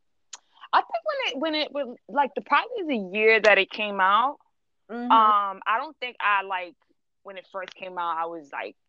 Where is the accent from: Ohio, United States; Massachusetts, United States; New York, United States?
New York, United States; New York City; I'm from Queens